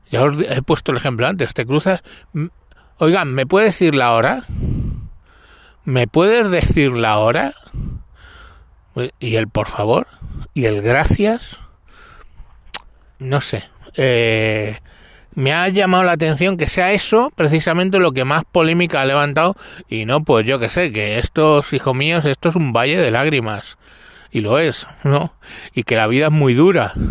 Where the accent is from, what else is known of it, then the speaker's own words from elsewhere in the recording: Madrid, Community of Madrid, Spain; born there; Yo nací en Aluche, que es el sur de Madrid, lo que se llamaba el cinturón rojo, porque éramos los que motábamos... a la izquierda en Madrid de toda la vida.